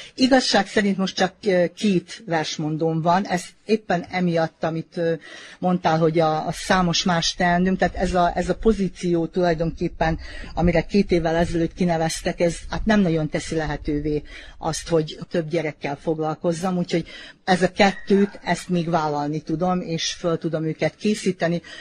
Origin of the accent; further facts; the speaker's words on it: Vojvodina, Serbia; visszakerültem ide a, a szülőhelyemnek a közelébe, mert jó, hát 5 kilométerre lakom innen